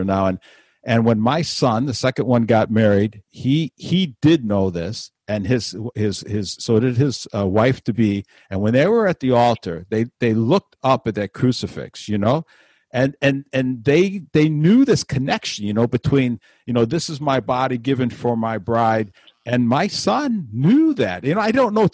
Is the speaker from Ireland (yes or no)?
no; Chicago, Illinois, United States; when I was a young boy growing up in Chicago